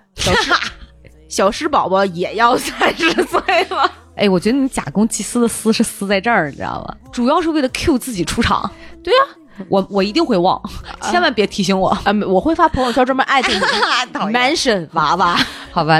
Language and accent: Chinese; Qingdao, Shandong, China; accent: Qingdao dialect; moved away as an adult; also born or lived in Beijing / Shenzhen; 用我们青岛话